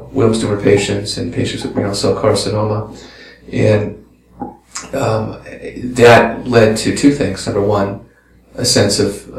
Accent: Westchester County, New York, United States; also born or lived in Tel Aviv; I grew up in New York in the suburbs in Westchester County

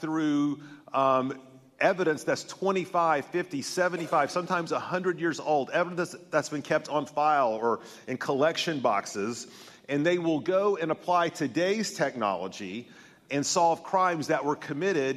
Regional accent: Tennessee, United States; I'm from Tennessee

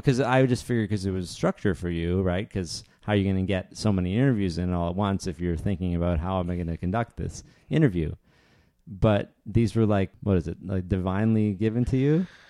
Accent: Northern Ontario, Canada; I grew up in Northern Ontario

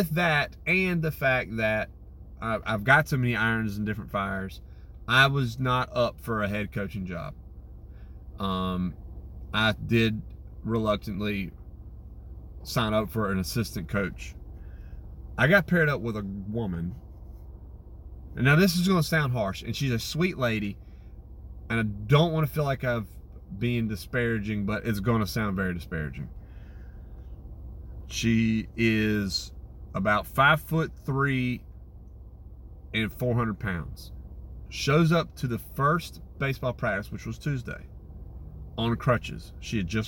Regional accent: Winterville, North Carolina, United States; also born or lived in Greenville; I grew up in Winterville playing baseball. That's where I grew up playing.

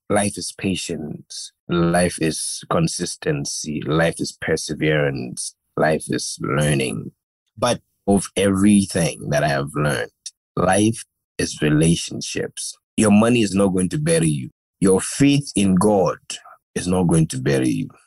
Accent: Gambia; growing up in the Gambia

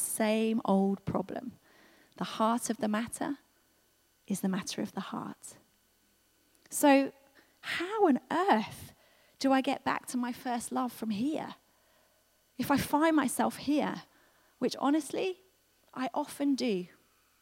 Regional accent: United Kingdom; we're so British

